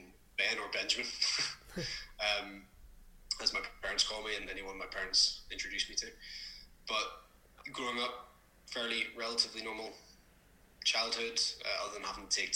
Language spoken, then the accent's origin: English; Belfast, Northern Ireland, United Kingdom; also born or lived in England; I'm from Belfast, Northern Ireland. I've been here my entire life.